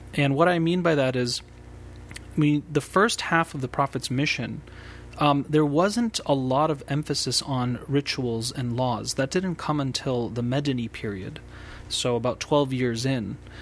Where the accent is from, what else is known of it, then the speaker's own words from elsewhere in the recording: United States; as an American and here in the United States